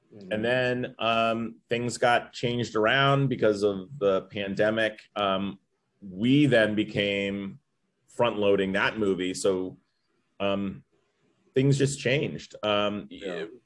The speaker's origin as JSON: {"language": "English", "town": "Los Angeles", "region": "California", "country": "United States", "tie": "born or raised there", "said": "I grew up near Westwood"}